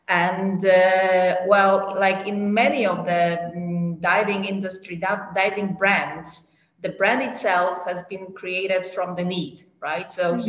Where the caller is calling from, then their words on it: Poland; I'm joining you from Poland.